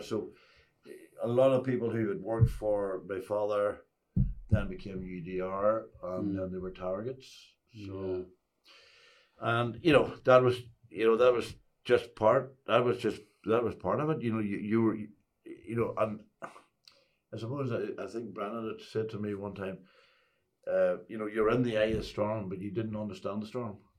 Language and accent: English; Ulster, Northern Ireland, United Kingdom; I came from Ulster